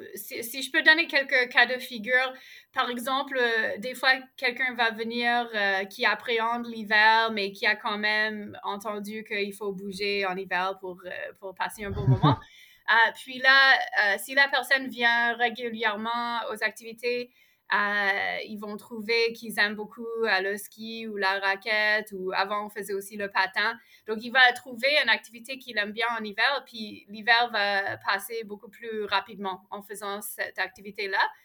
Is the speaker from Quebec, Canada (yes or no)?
no; Ottawa, Ontario, Canada; now in Montreal, Canada; je suis née à Ottawa, j'ai grandi là